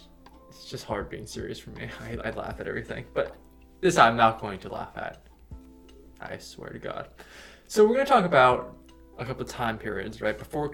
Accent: United States; the fact that I am Asian American

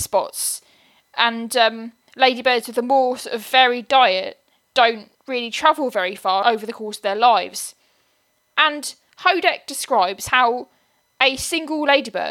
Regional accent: Buckinghamshire, South East England, United Kingdom; where I lived when I was growing up in Buckinghamshire

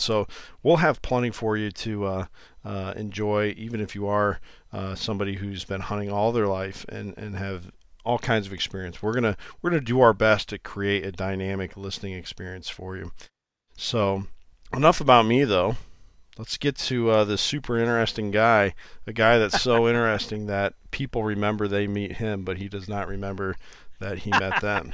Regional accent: Iowa, United States; I, I am from Iowa, I live in Iowa.

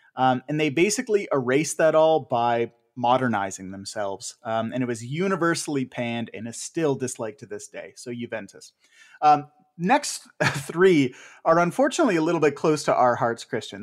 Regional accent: Ottawa, Ontario, Canada; my hometown

